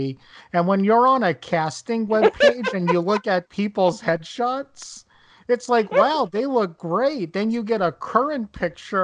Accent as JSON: {"language": "English", "region": "New Jersey", "country": "United States", "accent": "Jersey", "said": "I am from New Jersey. I live in Lodi right now."}